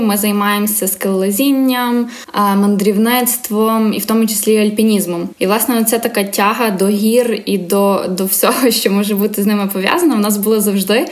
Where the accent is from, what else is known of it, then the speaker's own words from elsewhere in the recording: Lviv, Lviv Oblast, Ukraine; also born or lived in Kyiv; Я сама з Львова, тут е, живу, навчаюся, виросла